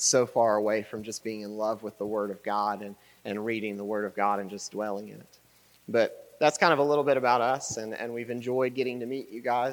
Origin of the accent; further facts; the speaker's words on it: Huntington, West Virginia, United States; we're from Huntington, West Virginia, and we've kind of lived there our whole life.